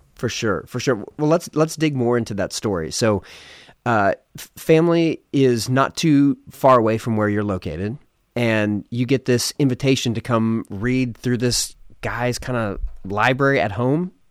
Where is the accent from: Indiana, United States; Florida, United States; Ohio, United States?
Ohio, United States; also born or lived in Philadelphia, Pennsylvania; I was born in Philadelphia, lived in a small town in Ohio when I was in middle school and high school